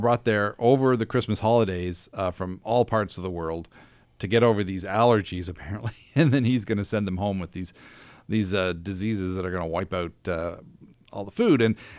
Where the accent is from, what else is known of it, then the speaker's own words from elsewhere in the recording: Dartmouth, Nova Scotia, Canada; also born or lived in Halifax / Calgary; I was born here in Halifax, grew up in Dartmouth. We moved to Calgary for a little bit and then moved back in the mid 70s.